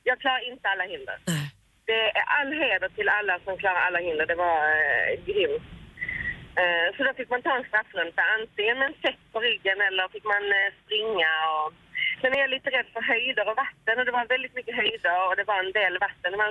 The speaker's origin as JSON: {"language": "Swedish", "town": "Helsingborg", "region": "Skåne", "country": "Sweden", "said": "jag är från Helsingborg egentligen"}